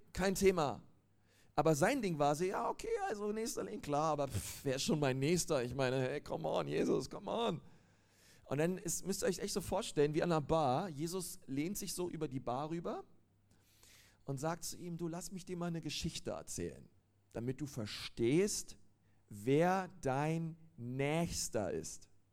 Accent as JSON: {"language": "German", "region": "Berlin", "country": "Germany", "moved": "as an adult", "lives_now": "Nuremberg, Germany", "said": "Ich komme ähm, eigentlich aus Berlin, aber bin jetzt in Nürnberg"}